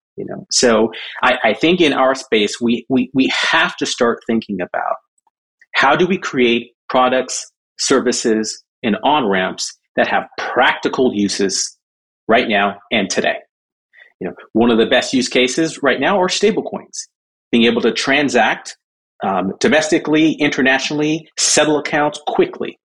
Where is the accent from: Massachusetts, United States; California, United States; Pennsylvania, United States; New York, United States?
California, United States; Southern; also born or lived in Jamaica / Michigan; from Jamaica, we moved to Michigan, Michigan to Southern California. That's kind of where, uh, where I, where I grew up